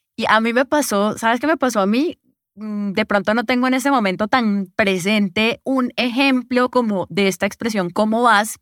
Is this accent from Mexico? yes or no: no; Colombia; Yo soy de aquí, de Colombia